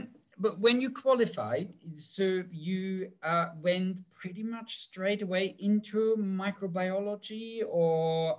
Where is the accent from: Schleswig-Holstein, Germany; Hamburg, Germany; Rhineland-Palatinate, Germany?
Schleswig-Holstein, Germany; Kiel; born there; I was born in Kiel, so even further north from me, 250 kilometers. A Norwegian would laugh about that.